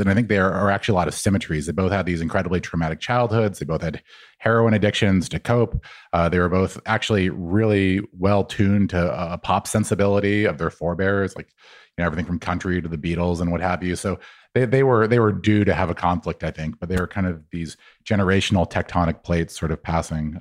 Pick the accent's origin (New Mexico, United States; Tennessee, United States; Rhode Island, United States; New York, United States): New Mexico, United States; moved away; I was from New Mexico